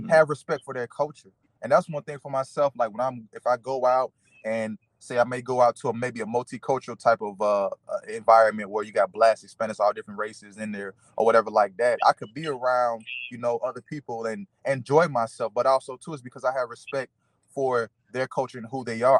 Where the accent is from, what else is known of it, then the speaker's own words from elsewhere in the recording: United States; I am still an American